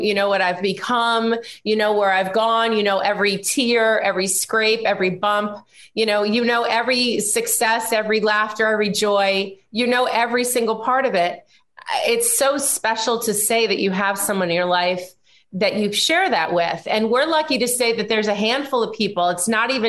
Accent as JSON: {"language": "English", "region": "New York", "country": "United States", "tie": "born or raised there"}